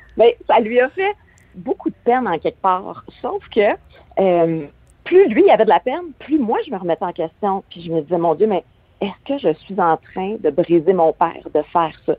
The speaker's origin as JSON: {"language": "French", "region": "Quebec", "country": "Canada", "said": "chez nous au Québec"}